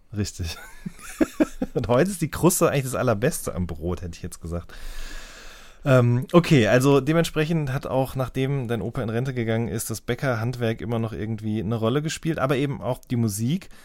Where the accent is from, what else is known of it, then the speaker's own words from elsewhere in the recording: Ruhr area, North Rhine-Westphalia, Germany; now in Baden-Württemberg, Germany; ich komme ja ursprünglich aus dem Ruhrgebiet